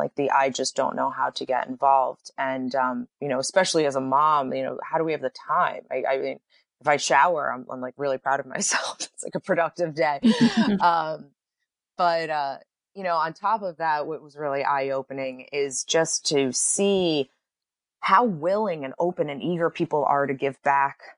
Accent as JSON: {"language": "English", "region": "East Coast", "country": "United States", "tie": "born or raised there", "also_born_or_lived": "New York", "moved": "as an adult", "lives_now": "Los Angeles, United States", "said": "I was born and raised on the East Coast"}